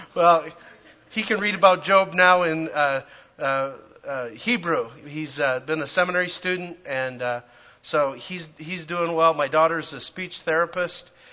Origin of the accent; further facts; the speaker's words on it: Calgary, Alberta, Canada; moved away; I grew up in Calgary.